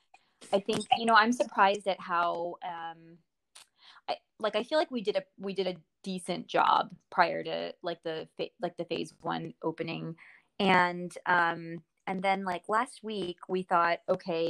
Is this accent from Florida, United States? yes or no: no; Springfield, Virginia, United States; also born or lived in India; I grew up in Springfield, and like I told you in my email, we're very boring. Like, I ended up moving back to Springfield